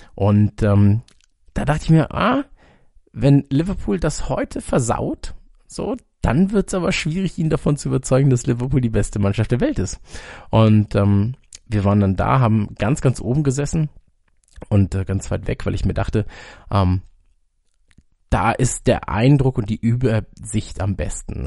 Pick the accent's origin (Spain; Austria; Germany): Germany; Munich, Bavaria; München, in meiner Heimatstadt